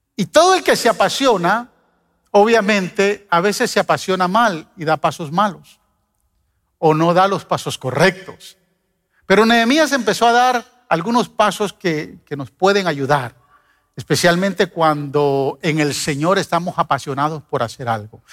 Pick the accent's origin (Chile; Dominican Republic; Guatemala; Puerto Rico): Guatemala; moved away as an adult; He vivido más tiempo acá que en mi país, vine a los 18 años, o sea, casi ya doblegué el tiempo de vivir en este país que, vivir, en, que vivir en Guatemala, pero eh, Chapinlandia está en mi corazón